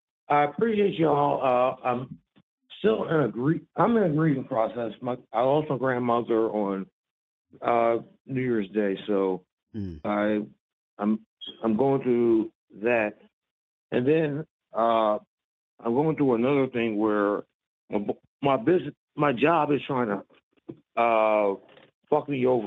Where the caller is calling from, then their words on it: Philadelphia, Pennsylvania, United States; Hey, it's … from Philly.